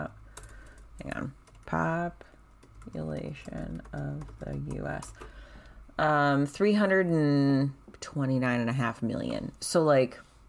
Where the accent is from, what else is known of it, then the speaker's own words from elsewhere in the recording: United States; as a white person, as an American